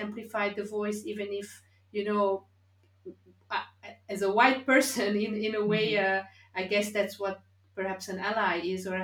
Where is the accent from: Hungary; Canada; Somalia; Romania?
Hungary; I grew up in Hungary in the 70s, 80s, which was 99.9% white